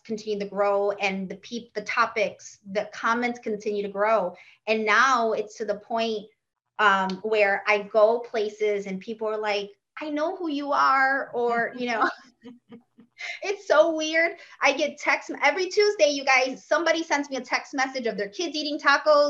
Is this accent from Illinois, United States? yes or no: yes; Chicago, Illinois, United States; now in Florida, United States; my hometown of Chicago. That's where I was born and raised. I currently live in Florida